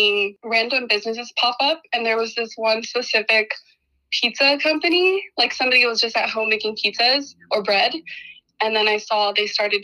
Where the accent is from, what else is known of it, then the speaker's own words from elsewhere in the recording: Portland, United States; I was born and raised in Portland